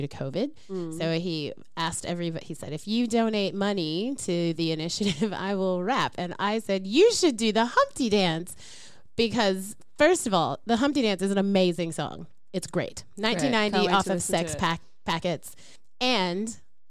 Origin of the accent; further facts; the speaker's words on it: United States; I'm American